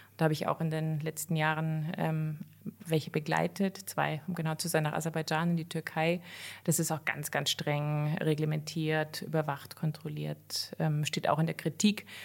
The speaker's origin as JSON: {"language": "German", "area": "near Cologne", "region": "North Rhine-Westphalia", "country": "Germany", "tie": "born or raised there", "moved": "yes", "lives_now": "Austria", "said": "bin aber nicht in Bayern, sondern in Nordrhein-Westfalen, in der von Köln aufgewachsen"}